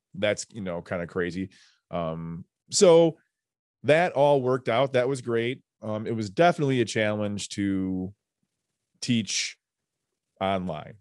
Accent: New Lenox, Illinois, United States; we grew up in New Lenox

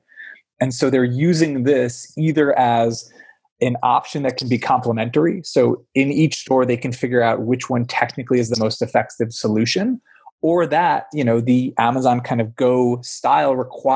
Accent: Pennsylvania, United States; it was Wegmans growing up in Pennsylvania

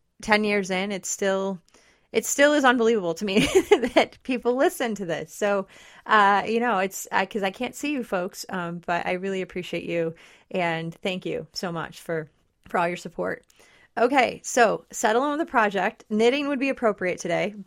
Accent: Detroit, Michigan, United States; now in West Michigan, United States; I didn't grow up in West Michigan, and I'm from the Detroit area

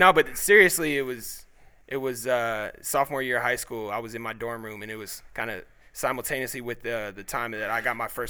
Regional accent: Indianapolis, Indiana, United States; as a Midwest kid really inspired Delaware. So the meaning behind the project is Delaware was the street I was born on in Indy.

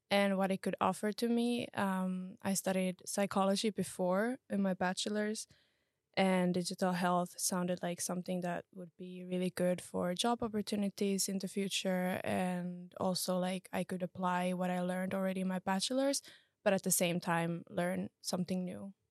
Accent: Finland; English is a second language; also born or lived in Czech Republic; now in Estonia; So I'm from Finland. And before coming to Estonia, I studied in Czech Republic.

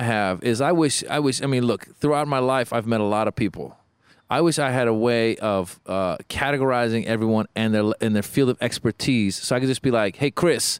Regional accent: Iran; English is a second language; moved away; English language, second language. I was born in Iran.

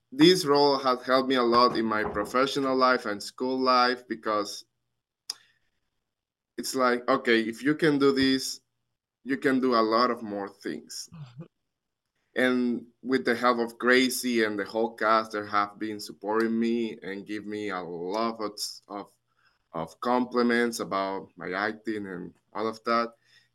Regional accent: Dominican Republic; I'm from the Dominican Republic and my family's not here. They live there.

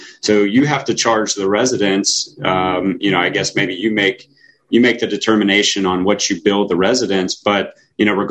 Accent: Florida, United States; I am from Florida

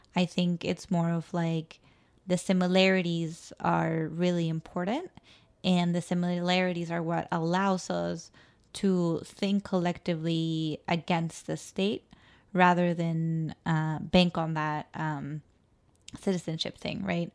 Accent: Mexico City, Mexico; moved away; I was born in La Ciudad de Mexico. I was maybe at most second generation born in the city

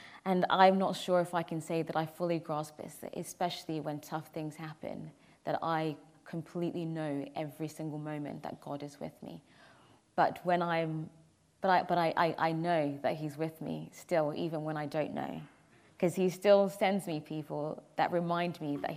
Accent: Milton Keynes, South East England, United Kingdom; moved away; also born or lived in Bracknell; I grew up in Milton Keynes, way before I moved to Bracknell I grew up in Milton Keynes

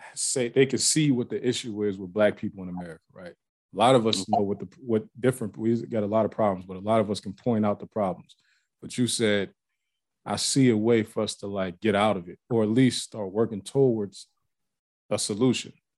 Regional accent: Ohio, United States; moved away as an adult; also born or lived in Pennsylvania; now in Atlanta, United States; I live in Atlanta now, but I grew up in Ohio, but I was back and forth from PA to Ohio like my whole life.

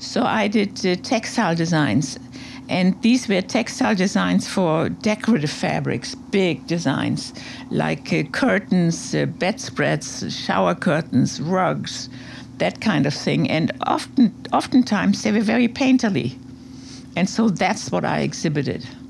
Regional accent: Hamburg, Germany; moved away as an adult; also born or lived in Berlin / Colombia / New York; now in Montauk, United States; that's where I grew up in Hamburg

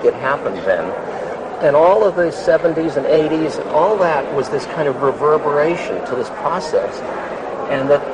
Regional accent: United States; I'm an American citizen

